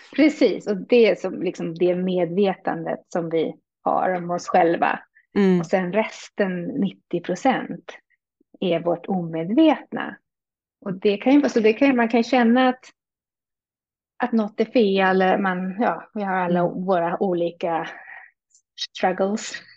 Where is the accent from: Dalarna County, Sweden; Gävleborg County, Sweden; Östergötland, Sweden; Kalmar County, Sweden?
Gävleborg County, Sweden; Hälsingland; moved away as an adult; also born or lived in Stockholm / Uppsala / France; now in Canada; jag är född i Stockholm växte mest upp i Hälsingland med min mamma